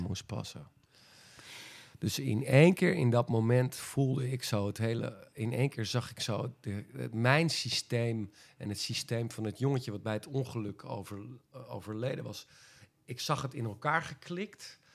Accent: Friesland, Netherlands; als Friese jongen

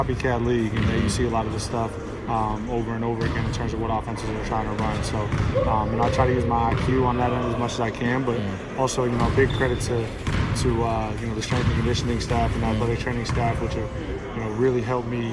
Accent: New Hampshire, United States; also born or lived in Maine; I was born in Maine. I'm really from New Hampshire.

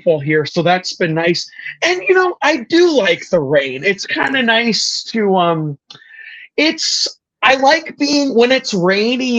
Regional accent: Washington, United States; also born or lived in California / Puyallup, Washington; I was born in California, but I've been living in Washington for 32 years. So I'm a Pacific Northwestern guy

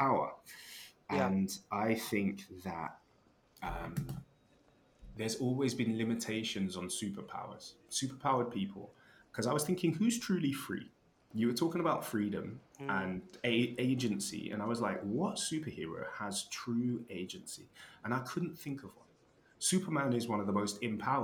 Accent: United Kingdom; I am black British

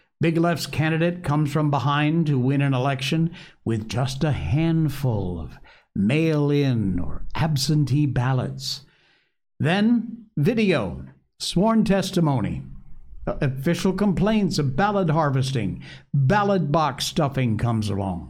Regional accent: Connecticut, United States; Connecticut, my home state

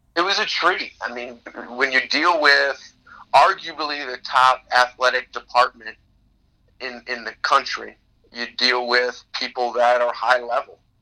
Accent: Chicago, Illinois, United States; I grew up in the Jordan era in Chicago

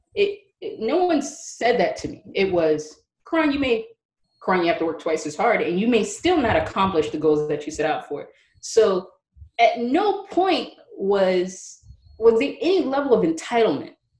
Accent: New York City, New York, United States; also born or lived in Manhattan; I grew up in Brooklyn, New York

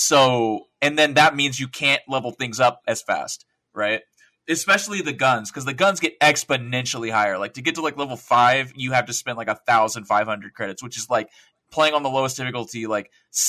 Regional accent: the South, United States; accent: Southern; Yeah, I'm sorry. My southern accent kicked in.

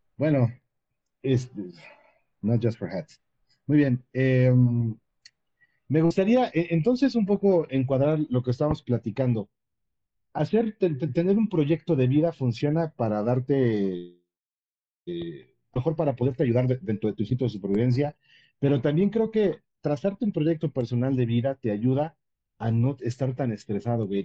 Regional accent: Mexico; como cualquier mexicano

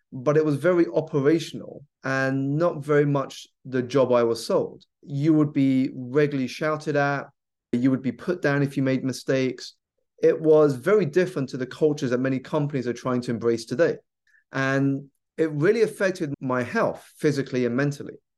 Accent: South East England, United Kingdom; I grew up here in the U K. I was born in the southeast of England, so around ninety minutes by train away from London

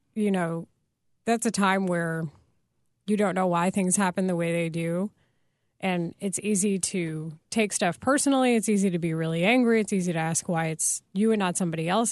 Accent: Texas, United States; I grew up in Texas and I live primarily with my mom and she's white.

